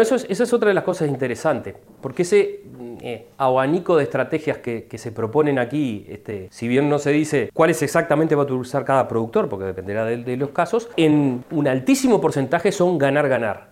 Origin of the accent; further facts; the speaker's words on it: Uruguay; para el resto de los uruguayos que dependemos de los servicios ecosistémicos